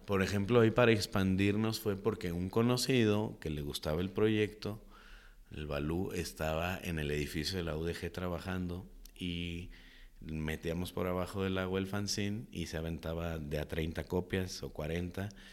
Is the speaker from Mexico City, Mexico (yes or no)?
no; Guadalajara, Jalisco, Mexico; crecí en Santa Tere, en el mero barrio muy movido, Jesús García e Iturbide